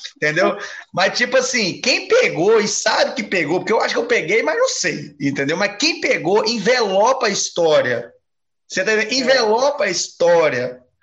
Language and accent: Portuguese; Minas Gerais, Brazil; moved away; also born or lived in Ponta Negra; eu sou mineiro